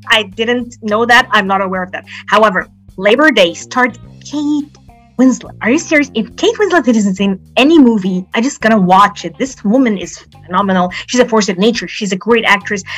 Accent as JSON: {"language": "English", "town": "Alexandria", "region": "Alexandria Governorate", "country": "Egypt", "said": "I'm from Alexandria, Egypt, and I'm a poet"}